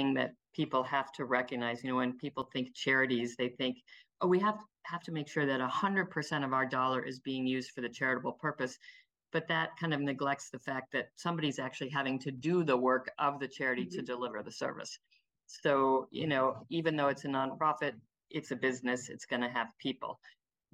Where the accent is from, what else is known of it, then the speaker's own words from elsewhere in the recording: Cleveland, Ohio, United States; I'm from Cleveland.